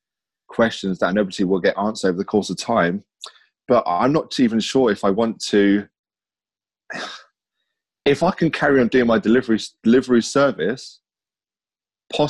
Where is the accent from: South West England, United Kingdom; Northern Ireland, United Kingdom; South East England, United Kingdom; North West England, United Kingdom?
South East England, United Kingdom; Whitstable; also born or lived in Margate; I was born in Margate, raised up in Whitstable